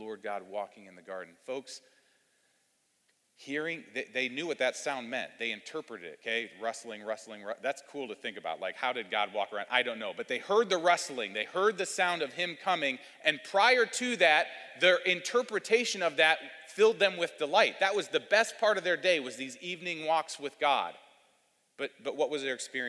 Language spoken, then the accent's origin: English; Cleveland, Ohio, United States; now in Louisville, United States; I was raised in Cleveland, Ohio